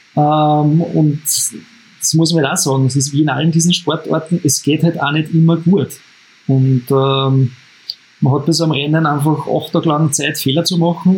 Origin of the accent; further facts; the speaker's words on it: Upper Austria, Austria; als Oberösterreicher